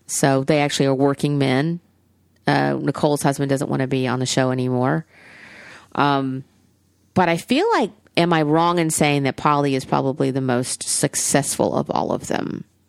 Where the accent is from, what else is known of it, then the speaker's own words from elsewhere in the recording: Alabama, United States; I'm from Alabama